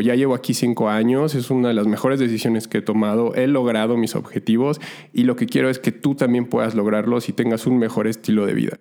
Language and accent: Spanish; Mexico City, Mexico; moved away as an adult; also born or lived in Montreal, Canada; la Ciudad de México, de donde soy originario